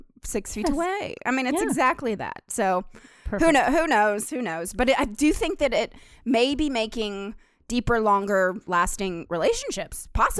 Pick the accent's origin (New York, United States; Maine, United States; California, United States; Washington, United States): New York, United States; New York City; That's just showing my true colors of being a New Yorker.